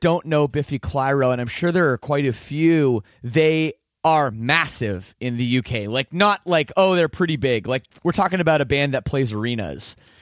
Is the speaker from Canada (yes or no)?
yes; Canada; I am Canadian, and I took French up till grade ten